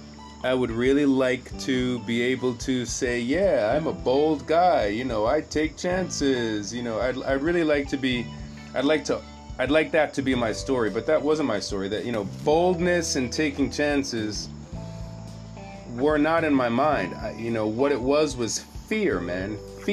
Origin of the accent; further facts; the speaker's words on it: New York City, New York, United States; moved away as an adult; also born or lived in Los Angeles / Japan / Jamaica; I am not from LA. I'm from Brooklyn